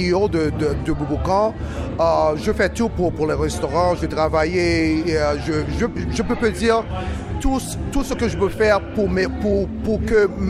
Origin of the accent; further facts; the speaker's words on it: Haiti; now in Toronto, Canada; C'est mon communauté à moi, je suis haïtien et c'est une communauté qu'on on est là près de 20, 20 ans dans, la ville.